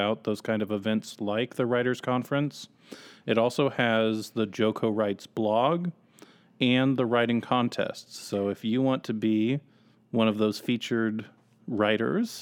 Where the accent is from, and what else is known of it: Overland Park, Kansas, United States; born or raised there